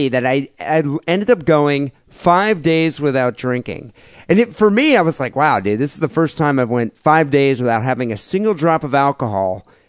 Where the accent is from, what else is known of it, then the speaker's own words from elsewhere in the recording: Michigan, United States; moved away as an adult; now in Bay Area, United States; It's like, yeah, I am from Michigan. I lived there 10 fucking years ago.